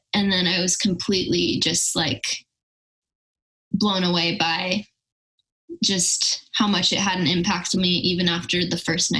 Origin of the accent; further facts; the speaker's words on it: Brea, California, United States; I moved around a lot like when I was really young, but I've been living in Brea, California, which is in Northern Orange County, since I was 5. So I would consider that like my home.